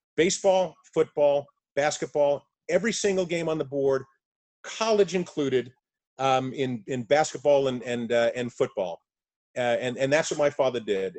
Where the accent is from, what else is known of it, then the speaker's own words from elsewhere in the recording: South Carolina, United States; moved away; also born or lived in New York; growing up in the South in the 60s, uh, you know, my first memory, Charlie, is literally hiding under a desk in our garden apartment in South Carolina